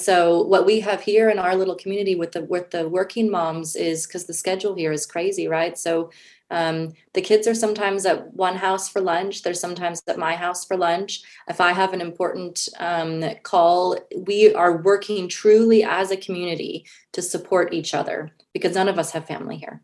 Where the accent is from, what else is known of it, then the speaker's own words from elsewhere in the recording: United States; moved away as an adult; now in Switzerland; as an American, we all want our own cars and our own houses. Like this is a very American kind of, that's how I was raised